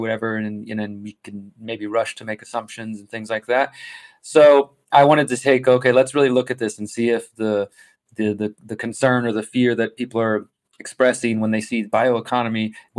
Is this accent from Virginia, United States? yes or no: no; Texas, United States; moved away; I'm from Texas originally